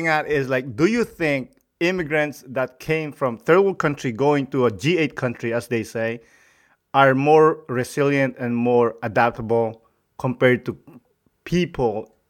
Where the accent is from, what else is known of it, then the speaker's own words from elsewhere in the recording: Philippines; moved away as an adult; now in Canada; I love the Philippines and I'm a Filipino and I'm a proud Filipino, but I always felt like growing up there, like, I don't belong here.